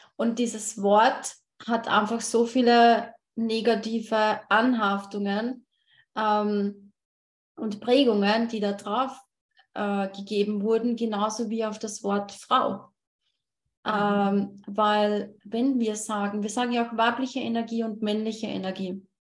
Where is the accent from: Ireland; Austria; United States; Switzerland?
Austria; ich komme aus Österreich